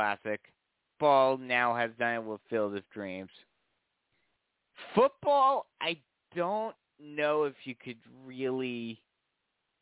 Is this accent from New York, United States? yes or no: yes; New York, United States; moved away; I'm from New York